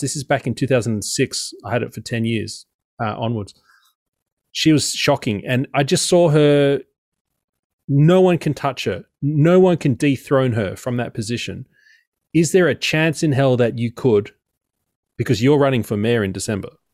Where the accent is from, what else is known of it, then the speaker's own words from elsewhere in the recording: Sydney, New South Wales, Australia; growing up in Sydney